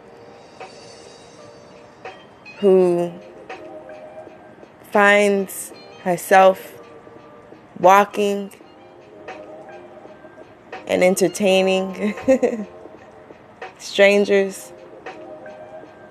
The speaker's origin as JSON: {"language": "English", "town": "New York City", "region": "New York", "country": "United States", "said": "from Queens"}